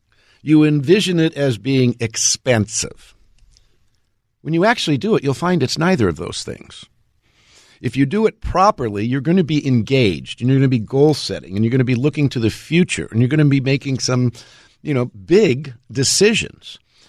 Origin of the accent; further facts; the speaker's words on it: California, United States; I grew up in Southern California, so we were always doing earthquake drills.